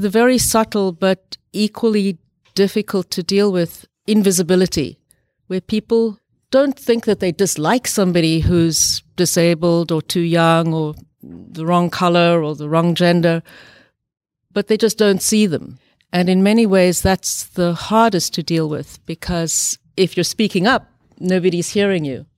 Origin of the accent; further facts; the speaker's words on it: South Africa; moved away; I grew up partly in South Africa during the very evil uh, system of apartheid